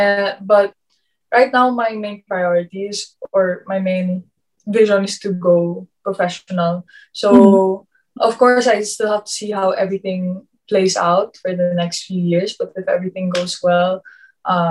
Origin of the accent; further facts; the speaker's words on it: Philippines; moved away; being Filipino